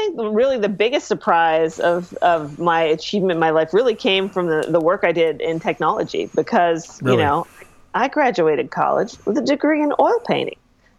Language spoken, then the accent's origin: English; Ireland; Well, I am Irish, so